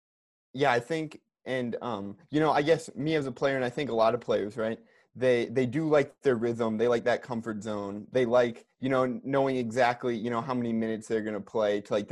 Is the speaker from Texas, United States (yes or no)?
no; Milwaukee, Wisconsin, United States; I grew up in Milwaukee as an NBA fan.